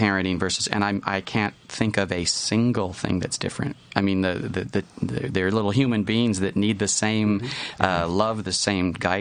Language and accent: English; the South, United States; Because I grew up in the South